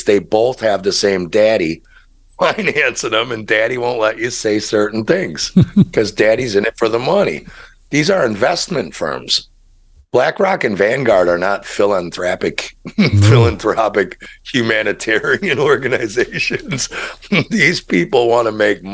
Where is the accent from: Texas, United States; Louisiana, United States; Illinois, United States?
Illinois, United States; Chicago; moved away; I'm from Chicago